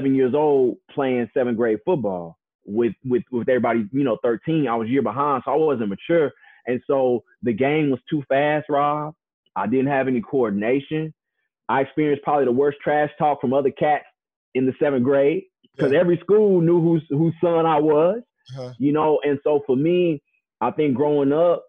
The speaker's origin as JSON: {"language": "English", "region": "Texas", "country": "United States", "tie": "born or raised there", "also_born_or_lived": "California", "said": "if you're a kid growing up in Texas"}